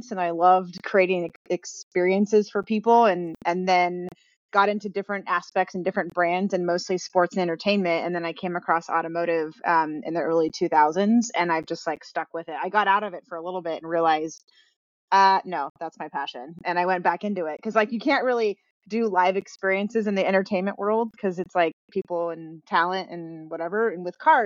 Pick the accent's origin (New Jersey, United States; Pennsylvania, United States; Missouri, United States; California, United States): California, United States; Manhattan Beach; I grew up in Manhattan Beach. It's a small town in Los Angeles.